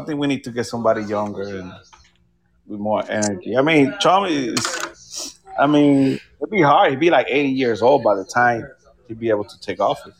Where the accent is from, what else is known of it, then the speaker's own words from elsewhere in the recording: Puerto Rico; now in Florida, United States; I'm from Puerto Rico.